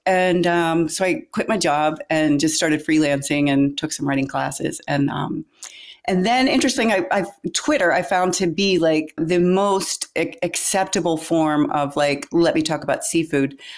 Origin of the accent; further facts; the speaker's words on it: Pittsburgh, Pennsylvania, United States; moved away as an adult; also born or lived in Florida Keys; I grew up in Pittsburgh, Pennsylvania